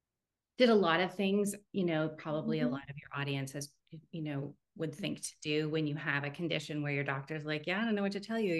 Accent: Canada; also born or lived in France; now in United States; And then we're Canadian, and now we're in the US.

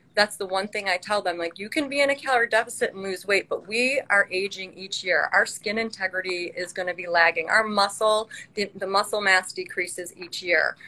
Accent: Chicago, Illinois, United States; I am from Chicagoland area.

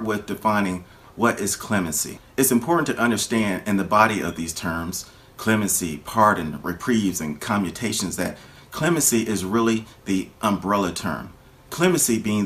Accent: Florida, United States; my home state of Florida

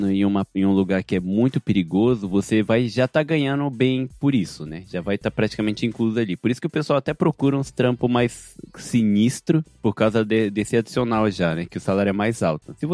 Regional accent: Japan; Ainda mais pra mim, como eu cresci aqui no Japão, é difícil eu comparar por não ter vivido aí, sabe?

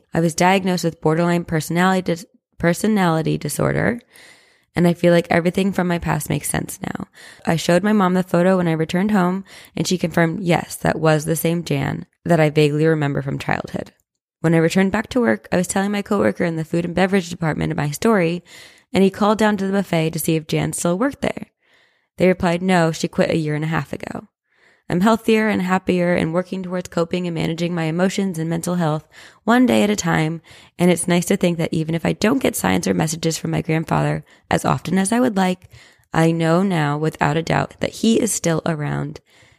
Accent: Las Vegas, Nevada, United States; I was born and raised in Las Vegas, and every Sunday during football season, my family would go to a specific hotel and casino to place football bets and have breakfast at the buffet.

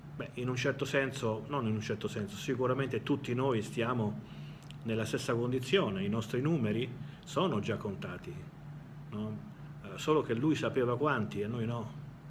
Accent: Italy; moved away as an adult; Io sono nato in Italia, però non ci vivo da tanti anni

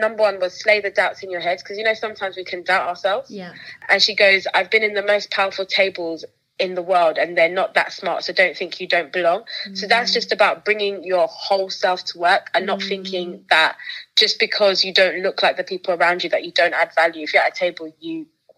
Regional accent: United Kingdom

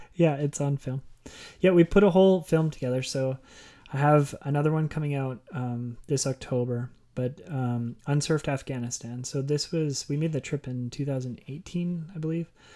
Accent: Okotoks, Alberta, Canada; my hometown in Okotoks

